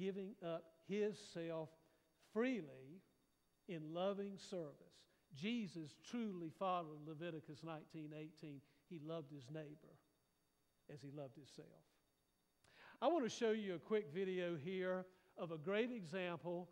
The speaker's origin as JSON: {"language": "English", "country": "United States", "said": "sometimes I think we Americans have to be really careful"}